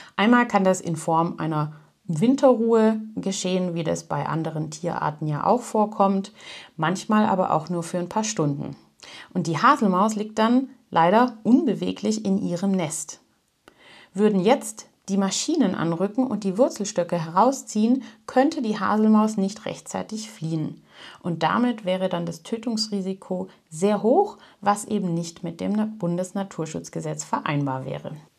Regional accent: Germany; bei uns in Deutschland

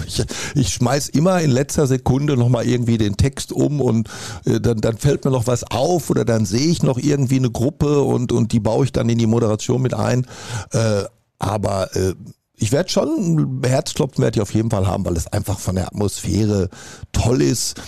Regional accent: Dortmund, North Rhine-Westphalia, Germany; Ich bin Dortmunder vor allen Dingen, mit Leib und Seele

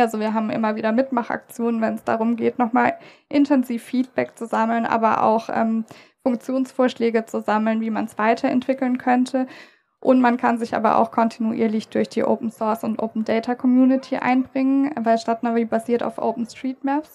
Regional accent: Stuttgart, Baden-Württemberg, Germany; Ich als Stuttgarterin

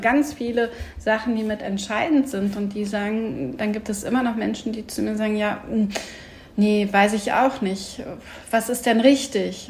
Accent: Sauerland, North Rhine-Westphalia, Germany; also born or lived in Hamm; ich bin halt nicht in Hamm groß geworden, sondern bei meiner Mama im, im Sauerland

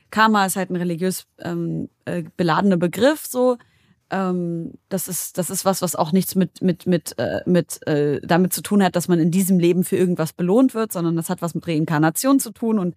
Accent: Syria; seit äh, über zehn Jahren herrscht in meiner Heimat Syrien Krieg.

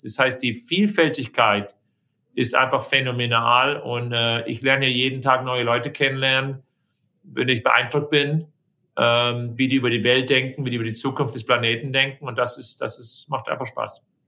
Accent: a small town near Baden-Baden, Baden-Württemberg, Germany; now in Chicago, United States; ich bin in einer kleinen Stadt in, in, in Nähe von Baden-Baden aufgewachsen

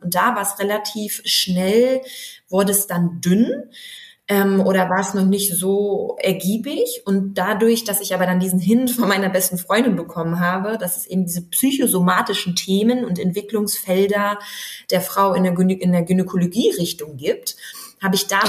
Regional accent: Wolfsburg, Lower Saxony, Germany; moved away as an adult; now in Berlin, Germany; bin gebürtige Wolfsburgerin

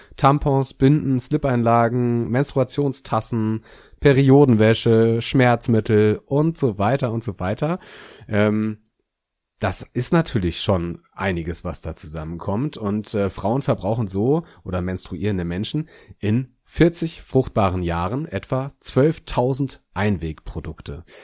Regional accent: Germany; hier bei uns in Deutschland

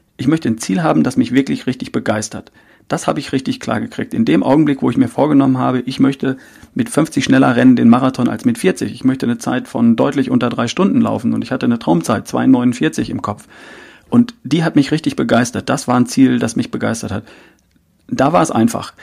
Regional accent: North Rhine-Westphalia, Germany; ich bin Ostwestfale

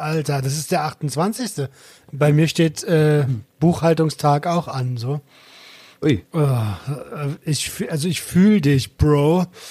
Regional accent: Berlin, Germany; ich bin Berliner

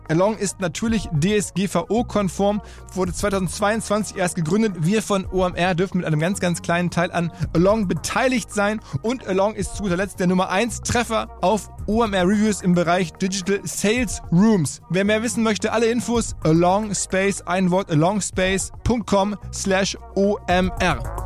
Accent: Ruhr area, North Rhine-Westphalia, Germany; gebürtigen Ruhrgebietler

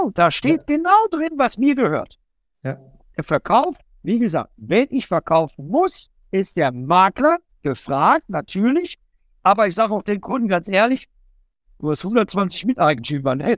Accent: North Rhine-Westphalia, Germany; ich komme ja aus dem Bott und ich bin in der Nähe auch groß geworden.

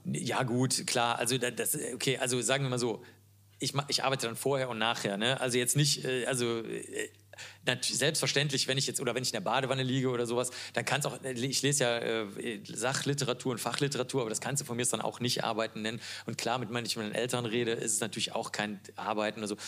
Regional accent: Cologne, North Rhine-Westphalia, Germany; Ich komme ja aus Köln

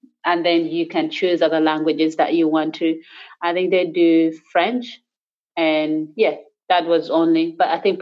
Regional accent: Gulu, Northern Region, Uganda; English is a second language; moved away as an adult; now in Sydney, Australia; up in the north, so I'm from Gulu, so I speak Acholi

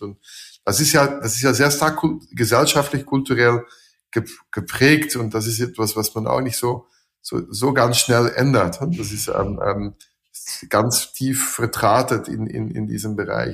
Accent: Belgium; German is a second language; also born or lived in Switzerland / Austria / Slovakia; now in Germany

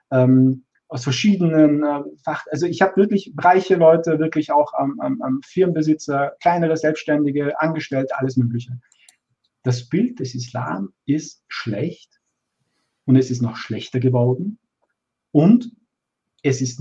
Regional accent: Austria; born there; ich bin in Österreich geboren. Ich bin, ich bin Teil dieser Gesellschaft.

